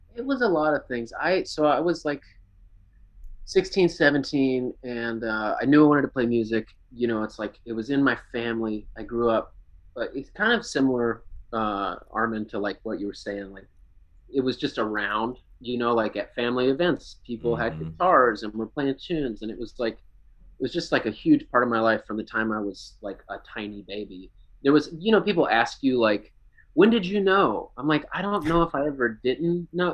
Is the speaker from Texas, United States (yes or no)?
yes; Lake Jackson, Texas, United States; moved away as an adult; now in Houston, United States; I'm from south of Houston, like Lake Jackson area, um, just down 288